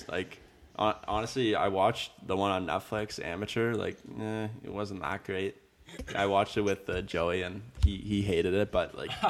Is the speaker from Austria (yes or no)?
no; Canada; we're Canadian, but I love being Canadian.